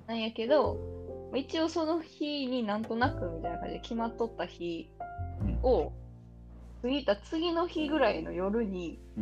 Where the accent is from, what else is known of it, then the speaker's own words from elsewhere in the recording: Kansai, Japan; accent: Kansai-ben; 私関西弁やったんで